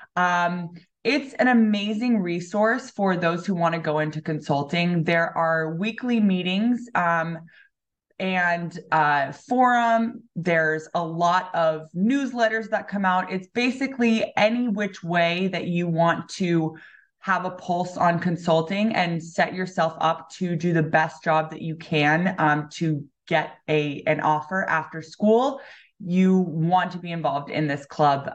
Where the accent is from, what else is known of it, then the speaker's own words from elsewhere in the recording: Los Angeles, California, United States; also born or lived in Spain; now in Ann Arbor, United States; I'm originally from Los Angeles, California.